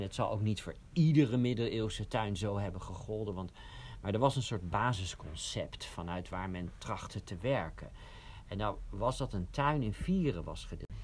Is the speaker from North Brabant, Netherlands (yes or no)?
no; Oegsgeest, South Holland, Netherlands; Ik kom uit Oegsgeest